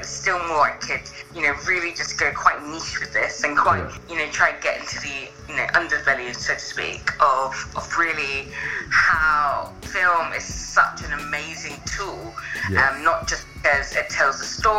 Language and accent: English; London, United Kingdom; now in Exeter, United Kingdom; I am from London, but I've moved out now to a place called Exeter, which is in more the southwest of the UK.